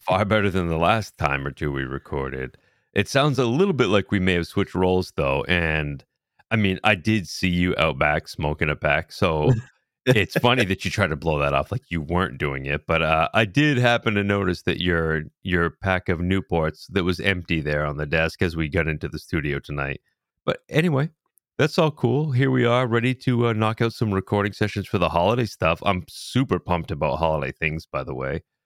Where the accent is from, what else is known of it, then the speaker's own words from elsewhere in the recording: New England, United States; growing up in New England style